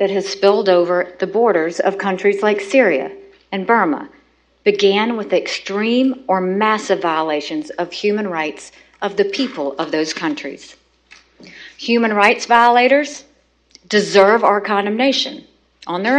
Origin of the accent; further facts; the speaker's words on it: United States; I'm an American